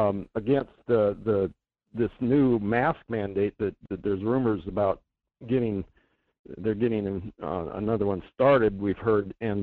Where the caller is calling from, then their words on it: Delta Junction, Alaska, United States; This is … from Delta Junction.